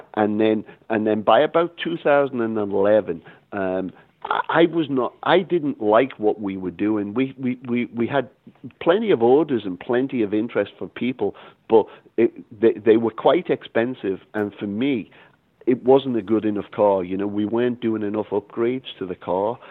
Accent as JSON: {"language": "English", "town": "Liverpool", "region": "North West England", "country": "United Kingdom", "tie": "born or raised there", "also_born_or_lived": "Boston / Los Angeles", "moved": "yes", "lives_now": "Texas, United States", "said": "growing up in Liverpool, England"}